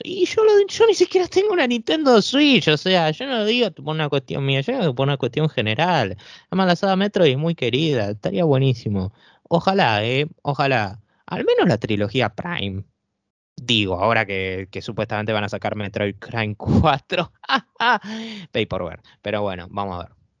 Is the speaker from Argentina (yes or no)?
yes; Argentina; sobre todo en países acá como en Argentina, nosotros no contamos con esos tipos de tarjetas